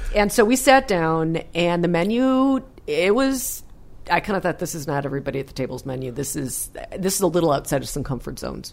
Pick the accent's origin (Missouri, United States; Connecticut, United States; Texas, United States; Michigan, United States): Michigan, United States; growing up in Michigan